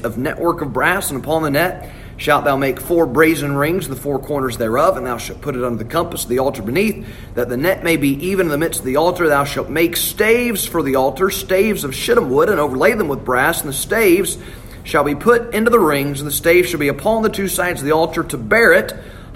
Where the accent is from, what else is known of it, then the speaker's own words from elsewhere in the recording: Alabama, United States; I'm from Alabama